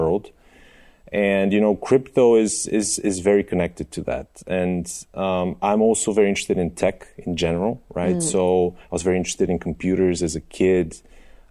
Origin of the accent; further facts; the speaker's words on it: Sofia, Sofia City, Bulgaria; So I was born in Sofia. I was born and raised here